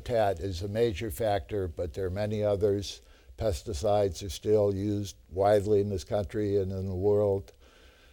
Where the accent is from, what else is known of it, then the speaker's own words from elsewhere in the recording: Cape Ann, Massachusetts, United States; I'm from Cape Ann